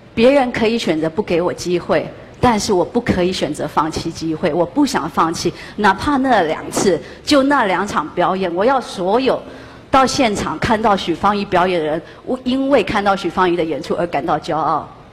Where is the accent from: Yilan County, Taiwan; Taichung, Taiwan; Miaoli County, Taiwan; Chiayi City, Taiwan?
Yilan County, Taiwan; moved away as an adult; now in New York City, United States; 我来自一个全世界最美丽的地方，它叫台湾